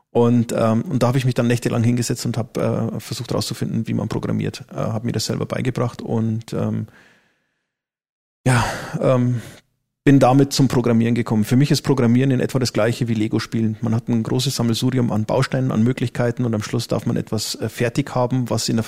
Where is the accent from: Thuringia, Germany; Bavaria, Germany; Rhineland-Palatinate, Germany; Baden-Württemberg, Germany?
Bavaria, Germany; Neumarkt; born there; also born or lived in Berlin; bin aber jetzt wieder äh, da, wo ich eigentlich herkomme. Also ich bin geboren in Neumarkt ähm, und werde jetzt dann auch wieder in Amberg wohnen.